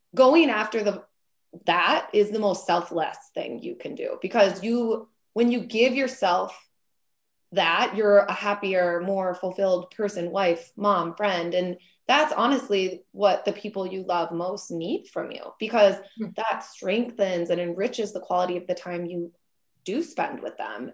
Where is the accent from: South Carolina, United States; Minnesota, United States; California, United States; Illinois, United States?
Minnesota, United States; Minneapolis; now in Wisconsin, United States; I'm from Minneapolis area originally, and now I live in Wisconsin